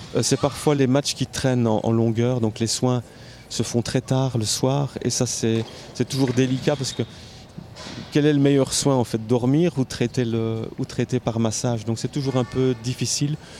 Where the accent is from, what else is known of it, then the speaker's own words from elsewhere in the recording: Namur, Wallonia, Belgium; je viens de Namur